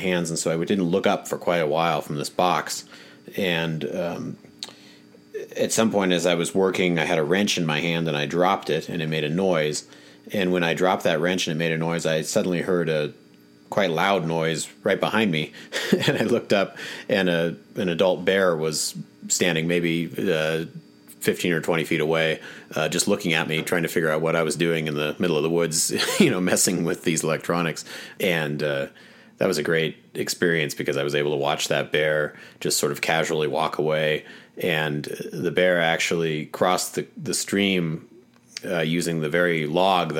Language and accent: English; Willamette Valley, Oregon, United States; I grew up in the Pacific Northwest, in the Willamette Valley in Oregon